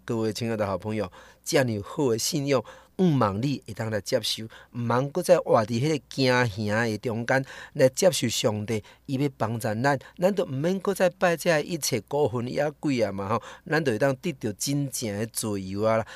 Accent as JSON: {"language": "Chinese", "country": "Taiwan", "said": "我们台湾人，我们华人"}